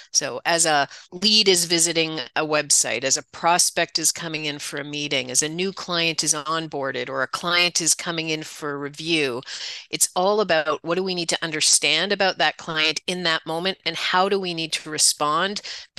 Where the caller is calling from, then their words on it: Toronto, Ontario, Canada; I'm at my home office just outside Toronto